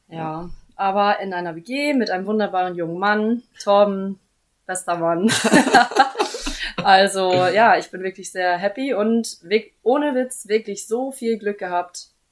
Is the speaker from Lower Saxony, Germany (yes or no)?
no; Immenstedt, Schleswig-Holstein, Germany; moved away as an adult; now in Hamburg, Germany; ich komme aus Husum ähm, aus Immen steht, ehrlich gesagt. Das ist jetzt nochmal zehn Kilometer von Husum entfernt, ganz dörflich